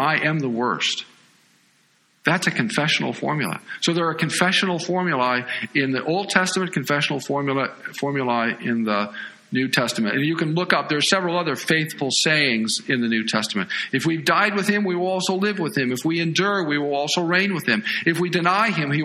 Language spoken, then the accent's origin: English; United States; as American evangelicals